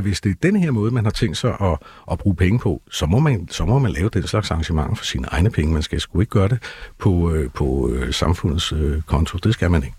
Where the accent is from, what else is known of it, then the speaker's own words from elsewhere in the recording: Copenhagen, Capital Region of Denmark, Denmark; vi er jo også københavnere